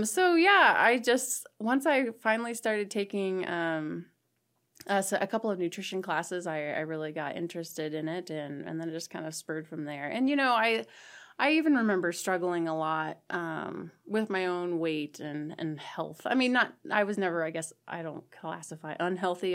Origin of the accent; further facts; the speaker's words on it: Ong, Nebraska, United States; moved away as an adult; now in Chadron, United States; I am from a tiny little town in southeast Nebraska called Ong, and I graduated from Sandy Creek High School